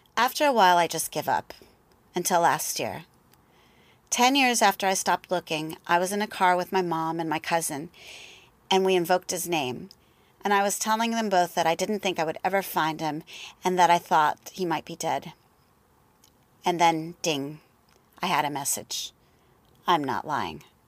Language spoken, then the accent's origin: English; El Paso, Texas, United States; I was born in El Paso, Texas in nineteen sixty-eight